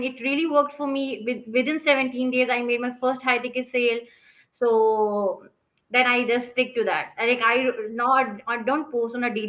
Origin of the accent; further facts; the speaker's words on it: Pakistan; I am from Pakistan